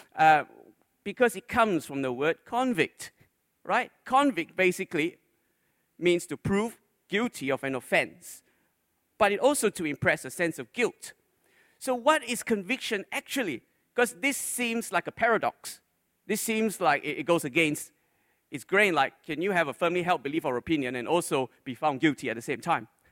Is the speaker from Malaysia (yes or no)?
yes; Malaysia; When I grew up in Malaysia, when I was a little boy